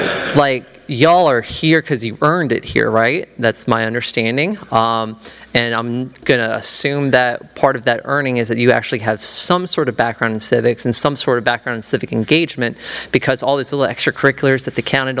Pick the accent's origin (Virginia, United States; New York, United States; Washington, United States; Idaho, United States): Virginia, United States; Manassas; my lifelong home of Manassas.